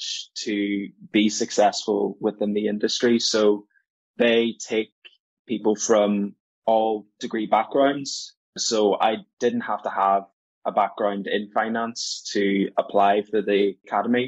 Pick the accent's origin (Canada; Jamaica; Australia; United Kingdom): United Kingdom; Belfast, Northern Ireland; I'm from Belfast.